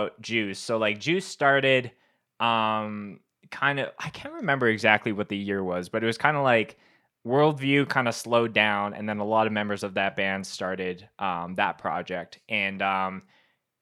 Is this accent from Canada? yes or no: yes; Winnipeg, Manitoba, Canada; growing up in Winnipeg